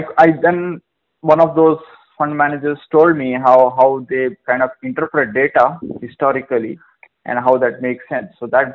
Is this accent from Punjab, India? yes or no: no; Mangalore, Karnataka, India; moved away as an adult; also born or lived in United Kingdom; I was born in Mangalore, born and brought up totally in Mangalore. So most of my schooling and graduation was in Mangalore too.